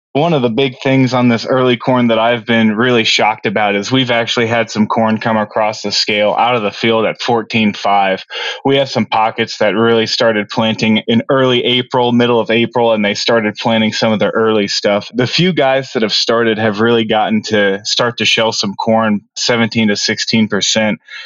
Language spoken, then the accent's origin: English; Noblesville, Indiana, United States; I come from uh, Noblesville, Indiana, which is just about 45 minutes north of Indianapolis, and grew up with my family there